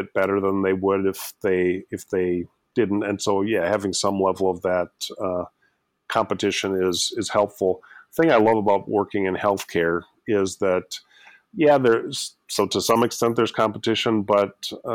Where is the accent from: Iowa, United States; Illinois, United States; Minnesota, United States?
Minnesota, United States; Austin; also born or lived in Twin Cities suburb, Minnesota; Ended up running for state representative as a 21-year-old in Austin, Minnesota, my hometown